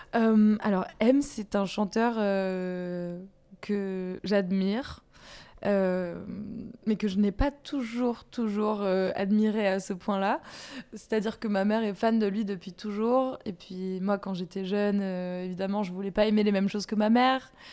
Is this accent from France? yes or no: yes; Bayonne, Nouvelle-Aquitaine, France; je viens de Bayonne